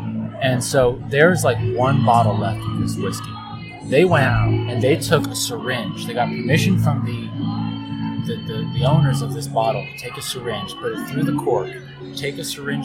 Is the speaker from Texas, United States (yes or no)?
no; Cleveland, Ohio, United States; now in Pittsburgh, United States; I grew up being raised on Pittsburgh, but then I grew up living in Cleveland